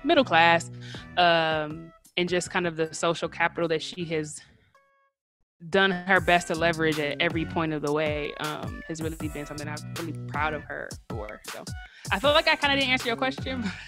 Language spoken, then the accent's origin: English; Detroit, Michigan, United States; also born or lived in Lansing, Michigan / North Carolina; I'm from Detroit, but I wasn't born there. So my mom had me when she was in college at Michigan State. So we actually lived in Lansing until I was eight, and then I moved to Detroit.